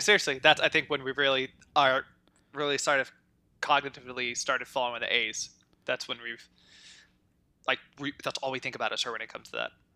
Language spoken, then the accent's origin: English; Antioch, California, United States; I was born in Antioch.